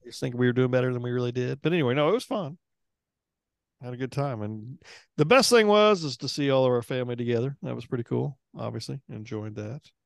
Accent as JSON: {"language": "English", "region": "Oklahoma", "country": "United States", "said": "we're from Oklahoma"}